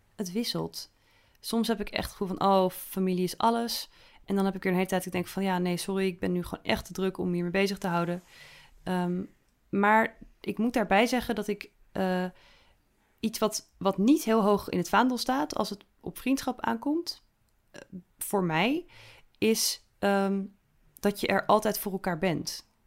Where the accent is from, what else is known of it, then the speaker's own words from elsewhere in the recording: Netherlands; als een echte Nederlander